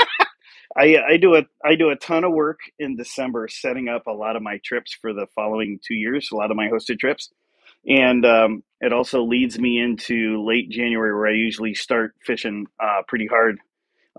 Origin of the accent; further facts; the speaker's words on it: Venice, Florida, United States; I grew up in Florida, and on the west coast of Florida in Venice, which is a little south of Tampa